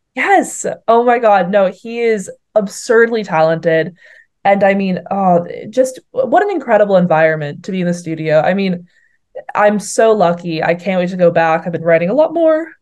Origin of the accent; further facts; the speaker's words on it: Boston, Massachusetts, United States; moved away as an adult; also born or lived in St Andrews, Scotland; I'm from Boston, which I'm going to be very controversial and say it's the greatest city on this earth.